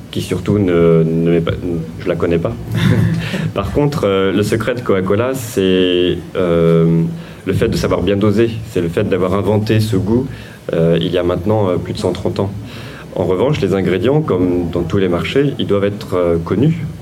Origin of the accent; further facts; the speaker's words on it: Vendée, Pays de la Loire, France; je suis né en Vendée, euh, mes parents étaient des euh, artisans commerçants